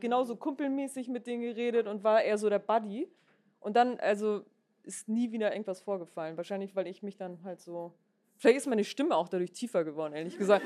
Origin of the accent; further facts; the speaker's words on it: Hamburg, Germany; now in Berlin, Germany; ich bin äh, in Hamburg in Gesach geboren und äh, bin dann nach Berlin gekommen